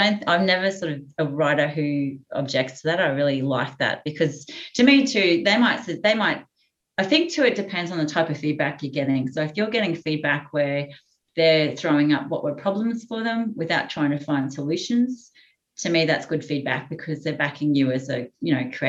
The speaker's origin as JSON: {"language": "English", "region": "central Queensland", "country": "Australia", "tie": "born or raised there", "moved": "yes", "said": "I grew up in central Queensland, so I'm not from the Northern Beaches."}